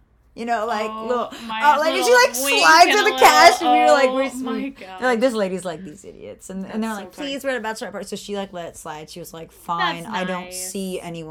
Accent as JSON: {"language": "English", "region": "Florida", "country": "United States", "said": "I'm from Florida."}